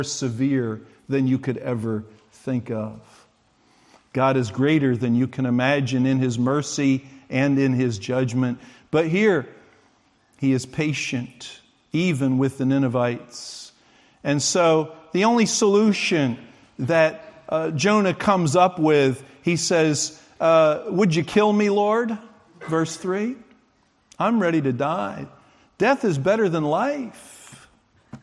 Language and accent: English; United States; I'm an American